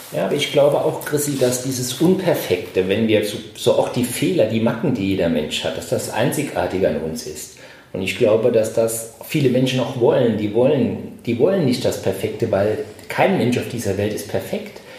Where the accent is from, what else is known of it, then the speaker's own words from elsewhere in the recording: Saarbrücken, Saarland, Germany; now in Düsseldorf, Germany; ich komme ja aus Saarbrücken, ich bin zugezogen